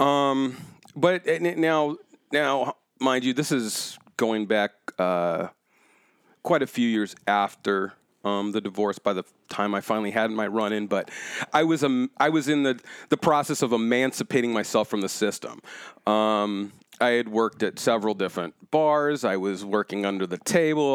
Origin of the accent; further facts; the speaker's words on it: Orange County, California, United States; moved away as an adult; also born or lived in Chicago; growing up in Orange County, I was always too black to be white and too white to be black.